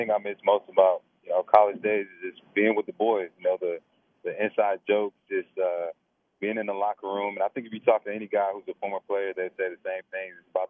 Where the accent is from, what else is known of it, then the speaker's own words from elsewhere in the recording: Snellville, Georgia, United States; I grew up watching guys like Thomas Davis and Tony Taylor and that whole bunch growing up in Snellville.